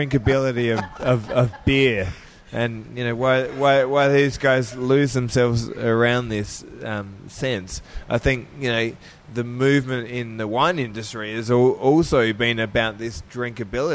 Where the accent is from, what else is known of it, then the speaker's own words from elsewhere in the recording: South Australia, Australia; I grew up in South Australia.